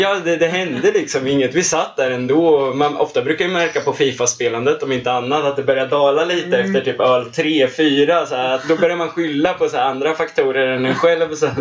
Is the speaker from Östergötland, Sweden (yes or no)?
yes; Linköping, Östergötland, Sweden; moved away as an adult; född och uppvuxen i Linköping och har bott här nu sedan 2014 när jag började plugga här.